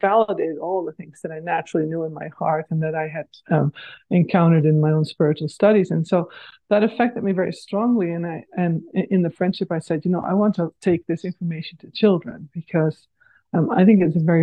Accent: Netherlands; moved away as an adult; now in North America; I grew up in the Netherlands

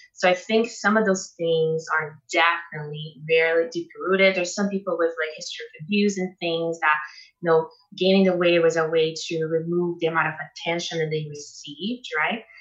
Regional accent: Brazil; moved away as an adult; now in Canada; I come from Brazil, which is the capital of plastic surgery in the world, right? Like I was raised with all, and I was 21 when I came to Canada

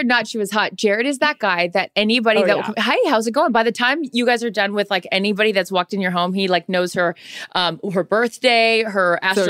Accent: West Coast, United States; moved away as an adult; now in New York, United States; I'm not like a New Yorker I grew up on the West Coast.

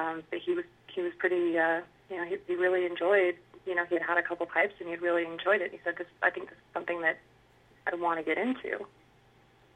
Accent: Utah, United States; I've lived in Utah my entire life, born and raised

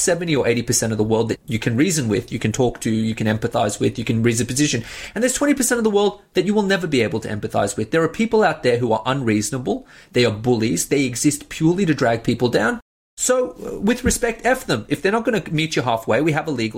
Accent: Australia; also born or lived in Iran; I'm a first generation Australian, and you know, my family came here from Iran when we were fairly young. And growing up in Australia

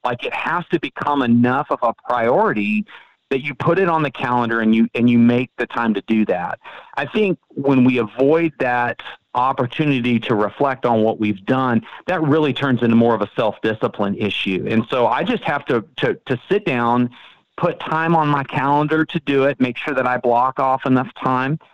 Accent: Frisco, Texas, United States; I am from Frisco, Texas

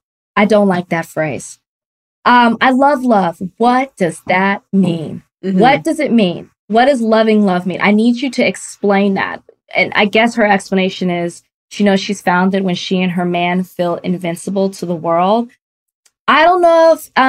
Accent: the South, United States; I'm from the South

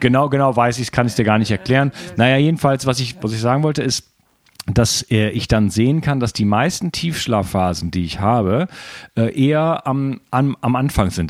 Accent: Germany; moved away as an adult; now in France; ich bin Mitteleuropäer, also gebürtiger Deutscher, wohne schon in Frankreich

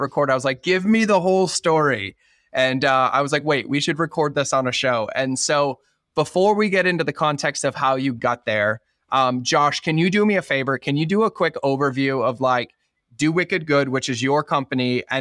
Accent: Boston, Massachusetts, United States; moved away; growing up in Boston

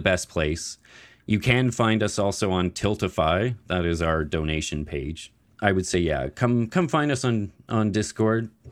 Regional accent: Nova Scotia, Canada; I am from Nova Scotia

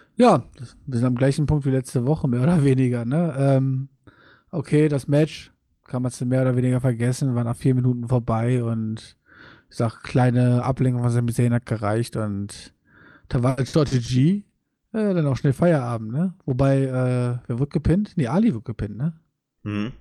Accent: Wuppertal, North Rhine-Westphalia, Germany; bei uns in Wuppertal

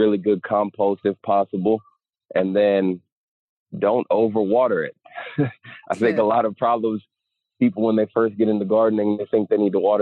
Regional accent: Houston, Texas, United States; Currently live in Houston. I guess I'm from Houston.

